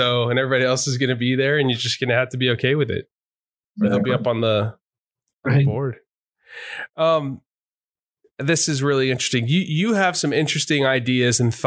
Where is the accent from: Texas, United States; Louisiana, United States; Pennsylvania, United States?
Texas, United States; moved away; also born or lived in Virginia; I moved from Virginia to Texas during the pandemic. Texas is my home and I hadn't lived back in the state